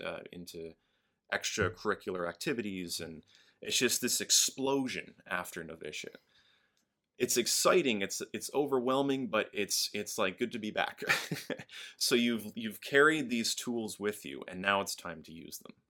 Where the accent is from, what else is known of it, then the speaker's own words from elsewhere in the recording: Albany, New York, United States; moved away; I grew up in Albany, upstate New York